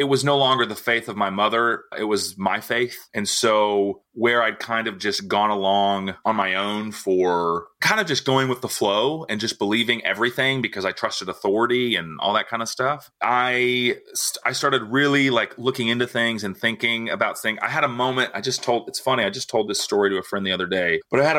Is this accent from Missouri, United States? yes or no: yes; Nixa, Missouri, United States; born or raised there; also born or lived in Tulsa, Oklahoma